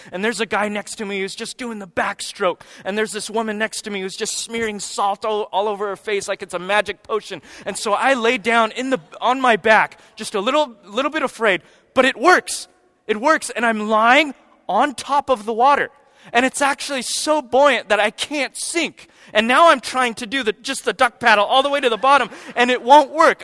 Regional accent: United States; We're American Christians

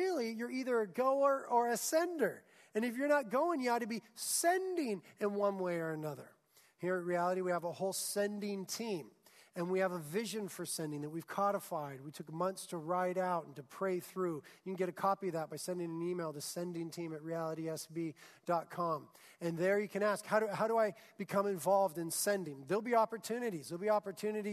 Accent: United States; we're American Christians

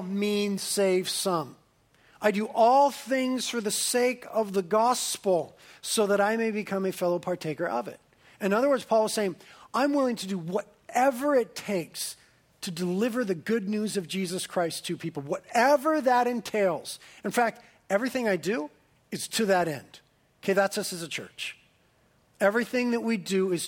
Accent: Carpinteria, California, United States; I was born and raised in Carpinteria

